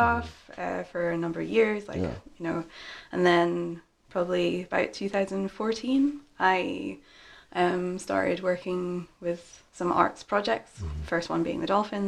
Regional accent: Aberdeen, Scotland, United Kingdom; also born or lived in Edinburgh

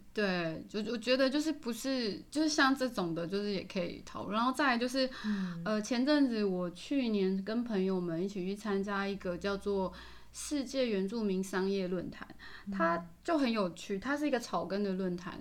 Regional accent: Taiwan; 那当然嘛，我是台湾人

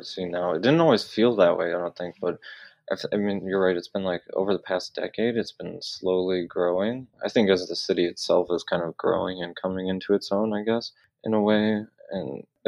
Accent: Detroit, Michigan, United States; now in Los Angeles, United States; I grew up in North Detroit

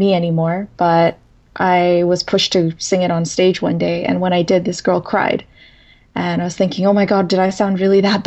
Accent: Saskatchewan, Canada; born or raised there; English is a second language; moved away as an adult; also born or lived in Sudan; now in Toronto, Canada

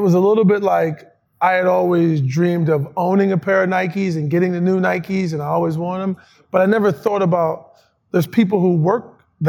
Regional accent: Ohio, United States; I was from Ohio, as you know

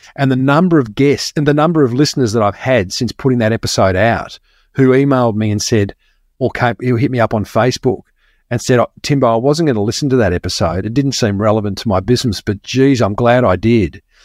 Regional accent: Melbourne, Victoria, Australia; moved away as an adult; now in Sunshine Coast, Australia; I grew up in Melbourne and moved to the sunny coast.

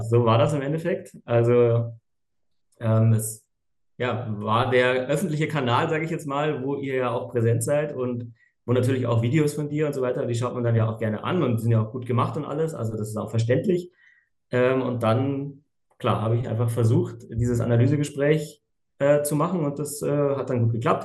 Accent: Munich, Bavaria, Germany; komme aus München

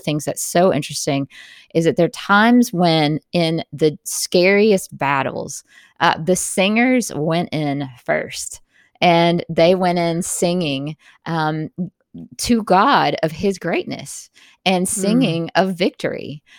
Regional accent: Jackson, Mississippi, United States; Like, I grew up in Jackson, Mississippi, which is not far from you.

